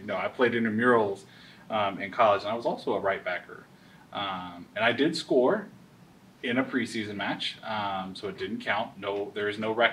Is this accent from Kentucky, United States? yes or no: yes; Western Kentucky, United States; I'm originally from Western Kentucky, always lived in the area, loved sports growing up as a kid